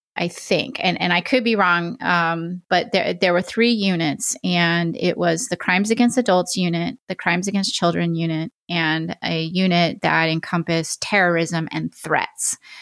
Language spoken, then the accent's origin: English; Oregon, United States; that's my home state